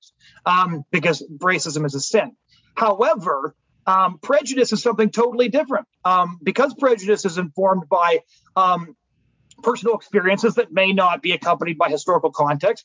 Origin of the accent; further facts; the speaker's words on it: British Columbia, Canada; where I grew up in British Columbia